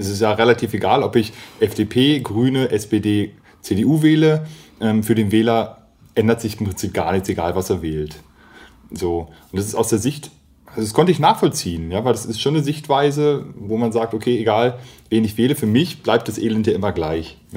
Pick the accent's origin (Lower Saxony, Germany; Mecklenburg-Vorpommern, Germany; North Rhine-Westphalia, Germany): Mecklenburg-Vorpommern, Germany; Also ich komme ja aus Mecklenburg-Vorpommern. Ich bin definitiv Norddeutscher